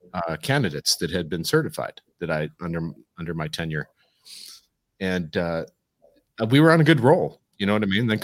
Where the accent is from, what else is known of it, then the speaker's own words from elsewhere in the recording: Chicago, Illinois, United States; also born or lived in California; now in Texas, United States; I'm originally from Chicago. I'm a Midwestern guy